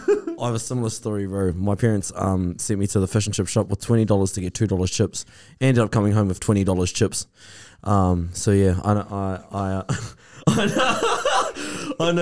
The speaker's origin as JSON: {"language": "English", "town": "Levin", "region": "Manawatū-Whanganui", "country": "New Zealand", "said": "I'm from Levin, bro."}